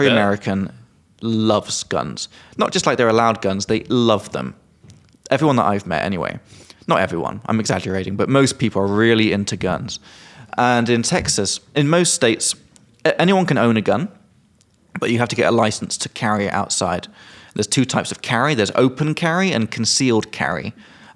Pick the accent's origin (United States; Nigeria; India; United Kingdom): United Kingdom; England; now in Czech Republic; I'm from England, but I live in Czech Republic